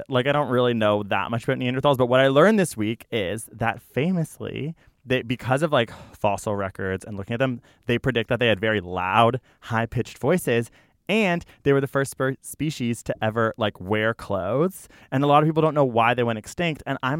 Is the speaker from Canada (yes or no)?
yes; Canada; say about Australia as a Canadian, frustrating.